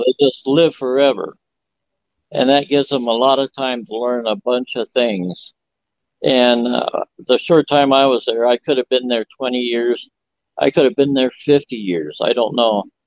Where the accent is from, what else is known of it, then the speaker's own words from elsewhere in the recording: Phoenix, Arizona, United States; I was born in 1949 in Phoenix, Arizona